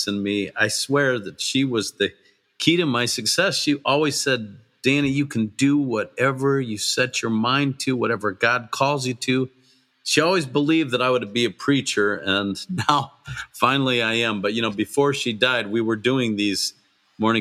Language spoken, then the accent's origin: English; St. Joseph, Michigan, United States; moved away as an adult; also born or lived in Springfield, Missouri; I was at a Bible study in my hometown of St. Joe, Michigan